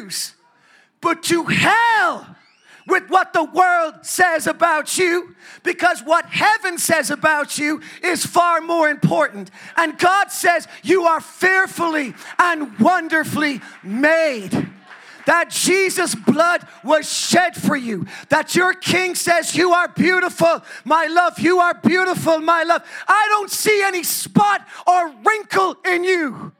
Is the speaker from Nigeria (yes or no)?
no; Ireland; now in United States; I'm from Ireland.